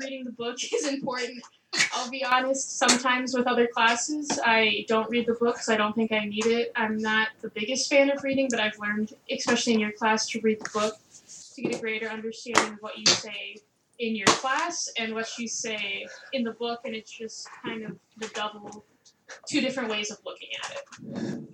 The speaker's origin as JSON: {"language": "English", "town": "Eden Prairie", "region": "Minnesota", "country": "United States", "said": "I'm from Eden Prairie, Minnesota, which is a suburb just right by the Twin Cities"}